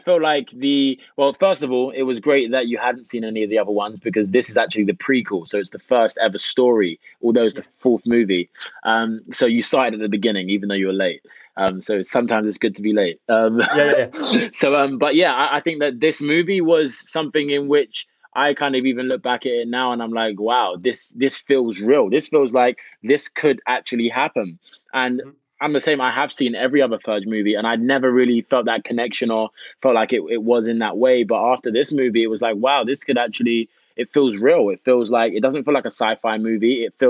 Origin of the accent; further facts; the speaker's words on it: New York, United States; But before that, I was this cat from New York and no one had a Scooby.